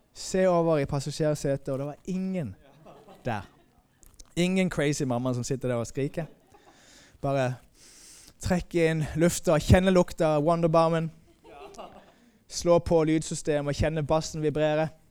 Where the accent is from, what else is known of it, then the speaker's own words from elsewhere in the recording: Moi, Agder, Norway; also born or lived in Denmark / Sweden; now in Malmö, Sweden; jeg kommer opprinnelig fra Moi